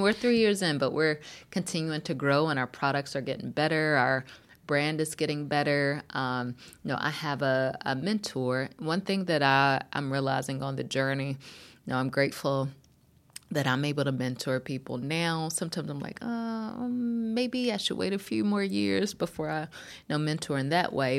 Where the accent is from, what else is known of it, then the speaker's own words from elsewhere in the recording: North Carolina, United States; moved away; also born or lived in Berkeley, California; I grew up in North Carolina